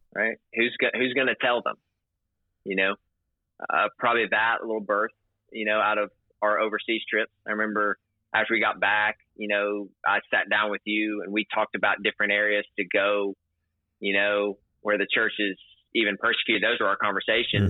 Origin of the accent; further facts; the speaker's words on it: the South, United States; growing up in America, specifically the South